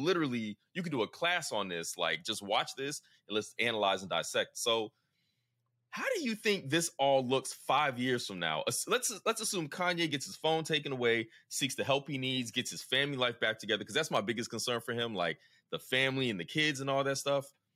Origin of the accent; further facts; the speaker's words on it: the South, United States; as a Southerner